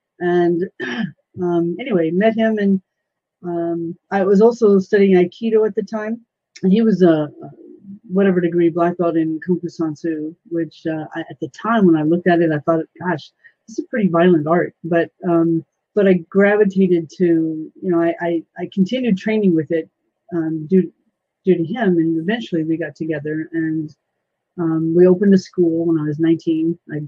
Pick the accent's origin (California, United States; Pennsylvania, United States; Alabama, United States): California, United States; moved away as an adult; also born or lived in Missouri; now in Washington, United States; 6 months later, my family drove to California. And up until August of last year, I've been in California pretty much all my life, and I've been in Washington State now for 1 year.